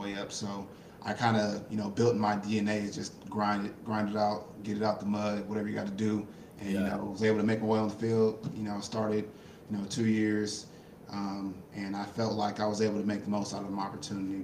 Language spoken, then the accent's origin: English; Inland Empire, California, United States; moved away as an adult; also born or lived in Los Angeles, California; now in Oregon, United States; I was born in Los Angeles, grew up in the Inland Empire